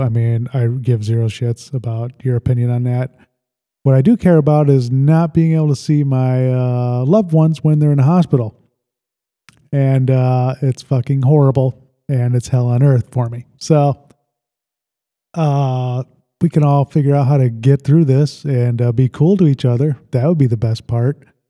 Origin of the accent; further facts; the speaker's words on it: Sandwich, Illinois, United States; I really loved uh, growing up in Lake Holiday. It was just like a uh, this is a subdivision